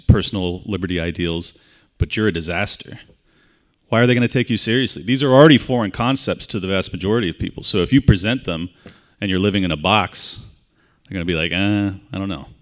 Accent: San Diego, California, United States; moved away as an adult; now in Florida, United States; I was born and raised in San Diego, California. Uh, spent first thirty-seven years of my life there

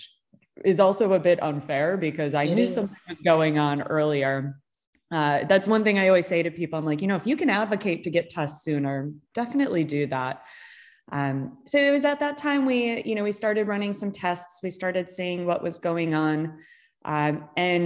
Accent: Chicago, Illinois, United States; now in California, United States; I grew up in Chicago

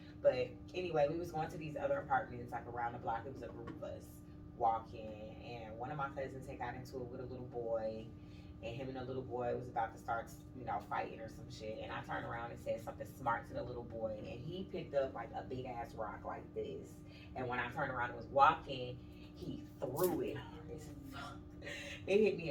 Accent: St. Louis, Missouri, United States; moved away as an adult; also born or lived in Madison, Illinois; But then my mom moved, so we moved to St. Louis, over across the bridge, basically.

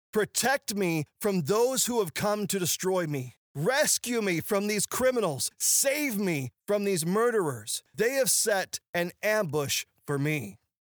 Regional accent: Ozark Mountains, the Ozarks, United States; I grew up in the Ozark Mountains

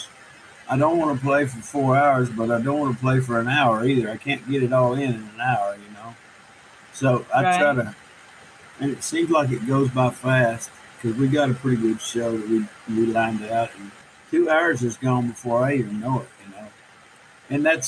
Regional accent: Itasca, Texas, United States; I didn't grow up on a farm, but I grew up in Itasca, which is a rural farming community

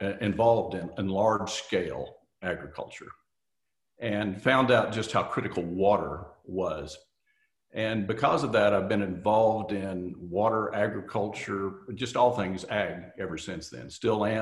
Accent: Osage County, Oklahoma, United States; also born or lived in Kansas; I grew up in Osage County in Oklahoma

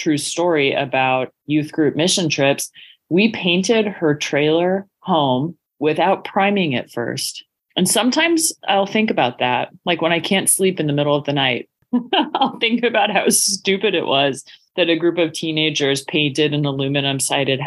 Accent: Pacific Northwest, United States; as a kid growing up in the Pacific Northwest

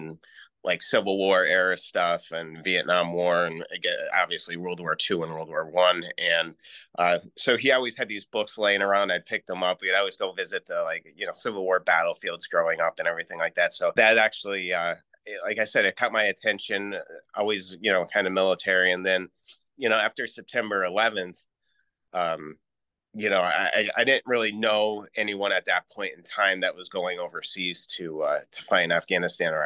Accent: Scranton, Pennsylvania, United States; I grew up in Scranton, Pennsylvania

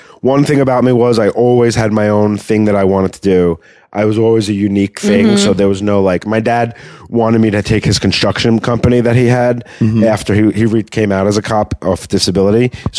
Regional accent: Valley Stream, New York, United States; also born or lived in Queens, New York; I was grew up in Long Island. I was born in Queens and then raised in Long Island.

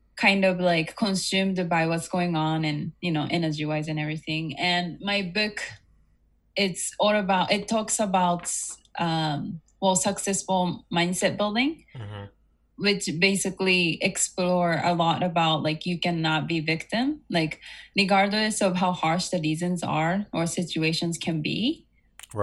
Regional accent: Japan; also born or lived in United States; I was born and raised in Japan, and I also lived in the States.

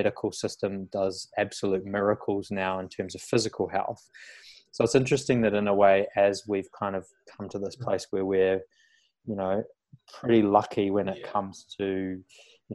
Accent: New Zealand; moved away as an adult; now in Australia; I grew up on a farm. I'm from New Zealand originally, which you probably tell by the accent

